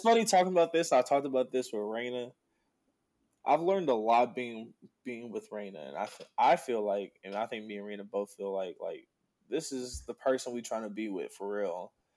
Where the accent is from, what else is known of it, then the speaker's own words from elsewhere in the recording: Oxnard, California, United States; I was born in Oxnard